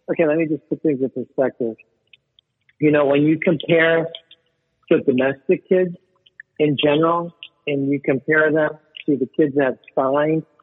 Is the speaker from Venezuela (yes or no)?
yes; Venezuela; born there; Yeah, I was born in Venezuela.